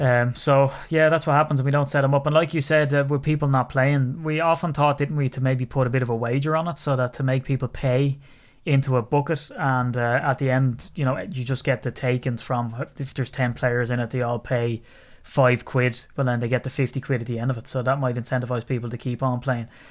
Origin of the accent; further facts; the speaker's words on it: Ireland; as an Irishman